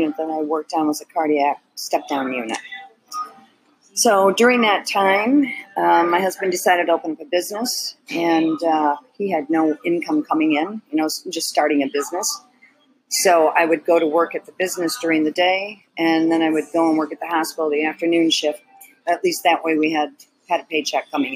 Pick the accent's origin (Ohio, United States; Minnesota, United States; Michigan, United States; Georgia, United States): Michigan, United States; Detroit; I was born in Detroit